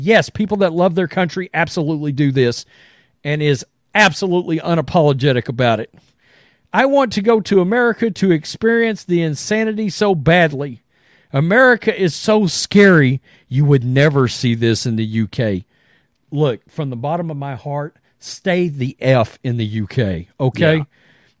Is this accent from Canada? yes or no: yes; Canada; As a Canadian, this is kind of insane.